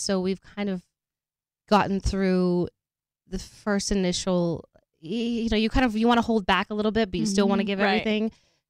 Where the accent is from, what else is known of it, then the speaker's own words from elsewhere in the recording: Park City, Utah, United States; Park City, Utah.